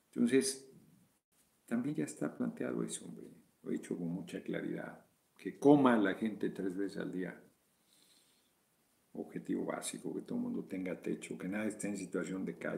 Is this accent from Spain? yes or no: no; Mexico; Como mexicano, el mejor un espíritu de valor, noña el chingoleón.